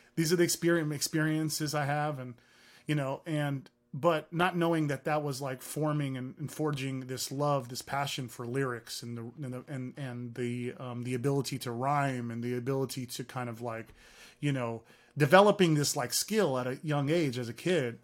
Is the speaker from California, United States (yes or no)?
yes; Hayward, California, United States; first language Arabic; English is a second language; also born or lived in San Francisco, California / San Leandro, California; growing up in the streets of Hayward, California